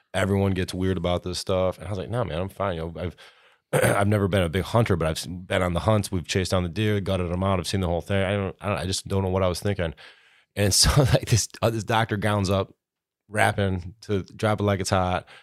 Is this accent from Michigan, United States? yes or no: yes; Clare, Michigan, United States; also born or lived in Chicago; born and raised in Clare like the rest of us here